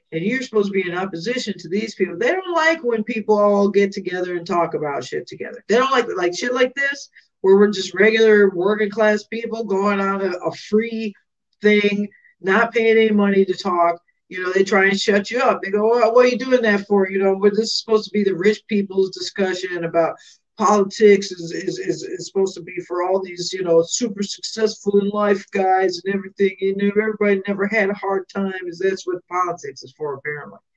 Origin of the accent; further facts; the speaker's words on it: Chicago, Illinois, United States; I don't, I'm from Southside